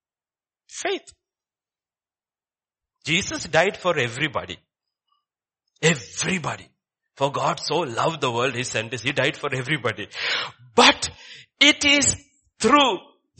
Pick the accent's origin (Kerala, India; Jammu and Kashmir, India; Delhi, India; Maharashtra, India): Kerala, India; I come from Kerala